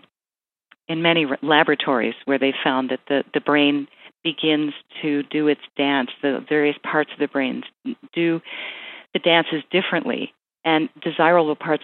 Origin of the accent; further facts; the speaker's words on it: United States; I'm culturally American